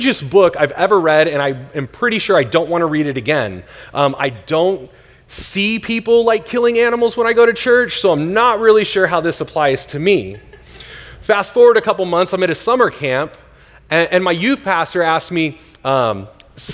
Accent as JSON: {"language": "English", "region": "Northern California", "country": "United States", "tie": "born or raised there", "moved": "yes", "lives_now": "Tempe, United States", "said": "I grew up in Northern California."}